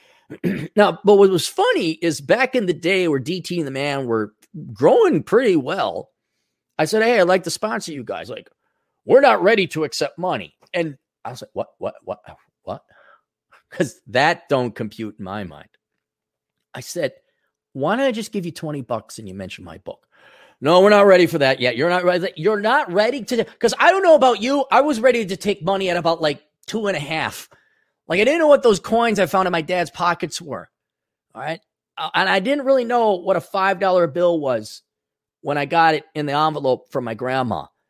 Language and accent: English; Wisconsin, United States; I grew up in Wisconsin